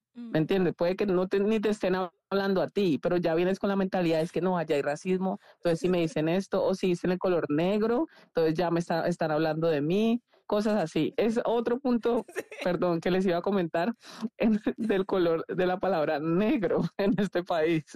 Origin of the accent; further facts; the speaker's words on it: Cali, Valle del Cauca, Colombia; moved away as an adult; also born or lived in Missouri, United States; now in United States; yo nací en Cali, Cali, Colombia